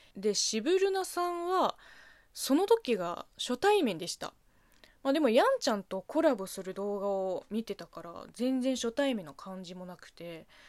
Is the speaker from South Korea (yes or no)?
no; China; now in Japan; 中国生まれ中国育ち